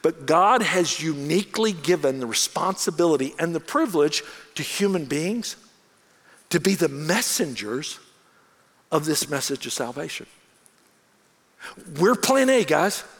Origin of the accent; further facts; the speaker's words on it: United States; also born or lived in Bangkok, Thailand; as an American in Bangkok